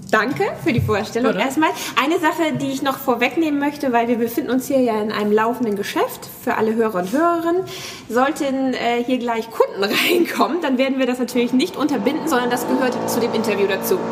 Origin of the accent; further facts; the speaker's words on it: Hamburg, Germany; ich komme aus Hamburg